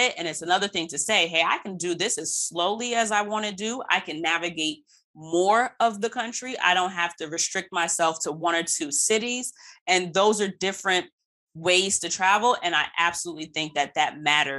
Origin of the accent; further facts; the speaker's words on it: United States; being American born